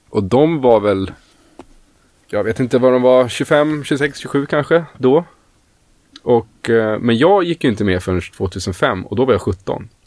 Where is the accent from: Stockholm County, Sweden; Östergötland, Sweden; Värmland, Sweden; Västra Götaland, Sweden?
Stockholm County, Sweden; Stockholm; Jag kommer ju från Stockholm, född och uppvuxen i Stockholm.